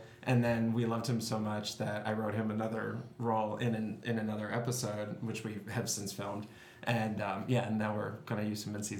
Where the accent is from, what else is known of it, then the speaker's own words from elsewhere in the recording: Maplewood, New Jersey, United States; moved away as an adult; also born or lived in New York City; I'm from New Jersey, which I never admit to anybody. But I lived in New York from, you know, age 23 until I moved here. Oh, I grew up in Maplewood. So that's Essex County.